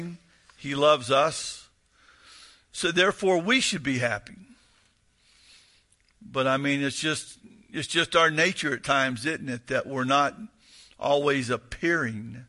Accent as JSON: {"language": "English", "region": "the South", "country": "United States", "said": "I'm from the South"}